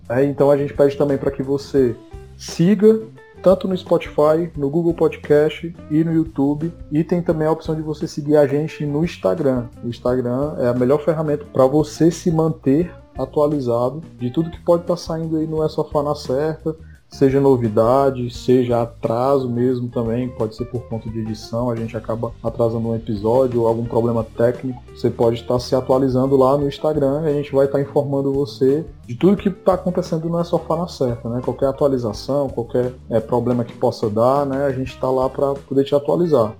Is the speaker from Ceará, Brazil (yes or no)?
yes; Fortaleza, Ceará, Brazil; accent: Nordeste; a gente é aqui de Fortaleza, no Ceará, e aqui a gente tem um sotaque muito característico, né, do Nordeste